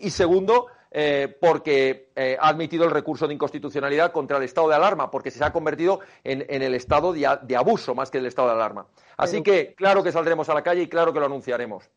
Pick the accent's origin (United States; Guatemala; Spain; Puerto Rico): Spain; la gran familia de España, la que formamos todos los españoles